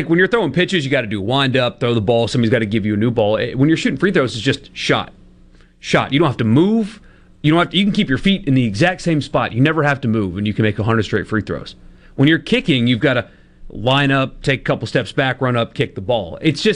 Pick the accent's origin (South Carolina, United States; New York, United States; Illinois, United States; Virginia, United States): South Carolina, United States; Greenville; born or raised there